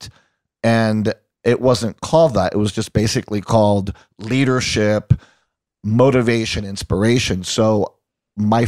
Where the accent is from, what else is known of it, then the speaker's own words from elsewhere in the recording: Puerto Rico; moved away as an adult; also born or lived in Long Island, New York, United States / Boston, United States; I was born in New York and Long Island, Jewish from Long Island. And when I was one, my family moved to Puerto Rico and I stayed there until I graduated high school and then moved to Boston to go to college.